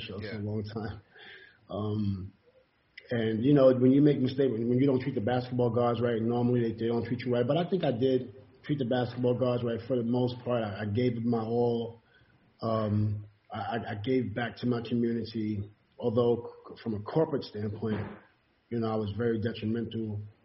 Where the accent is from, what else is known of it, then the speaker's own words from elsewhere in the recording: New York City, New York, United States; also born or lived in Queensbridge, Queens / Ravenswood, Queens; I grew up in Far Rock too, in the hood.